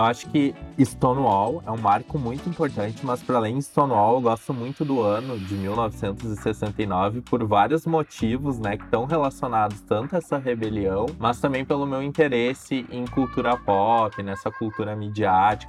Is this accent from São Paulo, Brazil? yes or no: no; Novo Hamburgo, Rio Grande do Sul, Brazil; Eu sou de Novo Hamburgo